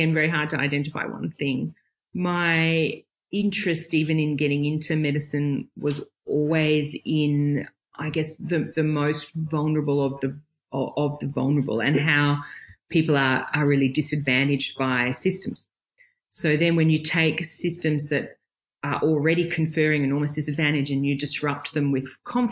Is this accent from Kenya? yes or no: no; Brisbane, Queensland, Australia; I grew up in Brisbane.